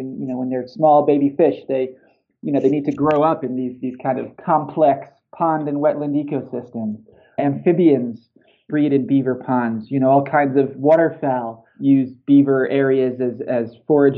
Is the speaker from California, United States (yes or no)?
no; New York, United States; moved away; also born or lived in Seattle; I grew up in New York, and we spent a lot of time in the Adirondacks in upstate New York.